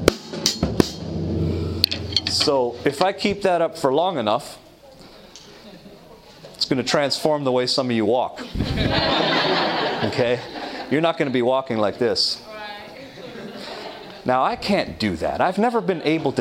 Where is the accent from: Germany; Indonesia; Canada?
Canada; Toronto, Ontario; When I was in Toronto, growing up in Toronto, Canada